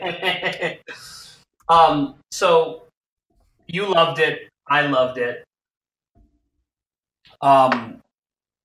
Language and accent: English; Monroe, Connecticut, United States; I grew up in Monroe, Newtown area of Connecticut.